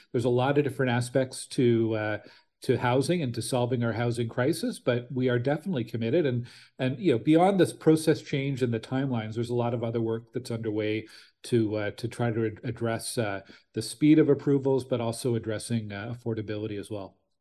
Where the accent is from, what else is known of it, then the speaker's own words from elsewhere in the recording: Ottawa, Ontario, Canada; also born or lived in Stittsville; I'm from Ottawa originally. I grew up in Nepean